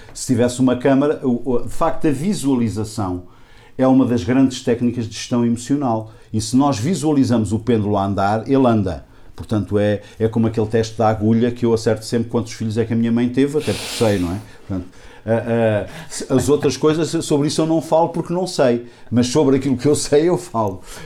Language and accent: Portuguese; Águeda, Centro, Portugal; Eu sou aqui da região de Águeda